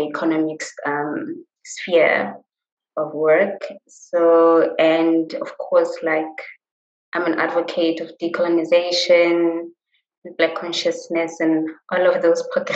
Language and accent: English; Johannesburg, Gauteng, South Africa; I grew up in Soweto